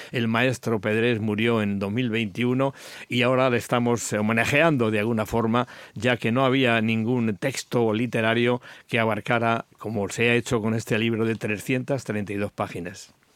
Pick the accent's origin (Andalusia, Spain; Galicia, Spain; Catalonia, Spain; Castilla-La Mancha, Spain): Castilla-La Mancha, Spain; Villarrobledo; Villarroledo de mi pueblo